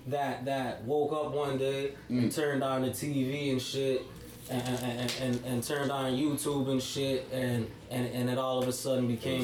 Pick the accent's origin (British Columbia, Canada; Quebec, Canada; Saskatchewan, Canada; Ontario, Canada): Ontario, Canada; Toronto; I grew up in Scarborough and shit, you know what I'm saying? And I grew up like multicultural, like in Scarborough